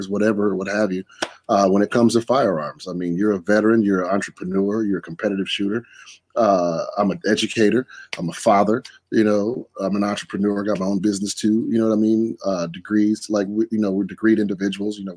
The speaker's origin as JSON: {"language": "English", "region": "Wisconsin", "country": "United States", "said": "my home state of Wisconsin."}